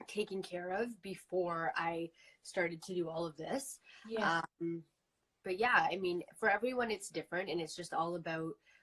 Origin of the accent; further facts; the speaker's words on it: Toronto, Ontario, Canada; growing up in Toronto, that's literally how I grew up.